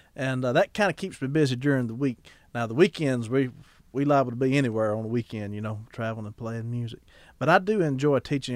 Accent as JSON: {"language": "English", "town": "Ackerman", "region": "Mississippi", "country": "United States", "tie": "born or raised there", "said": "my hometown of Ackerman, Mississippi"}